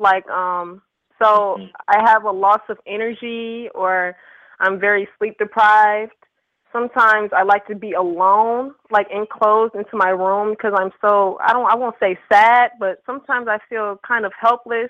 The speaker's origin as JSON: {"language": "English", "town": "Detroit", "region": "Michigan", "country": "United States", "said": "I'm from Detroit, Michigan"}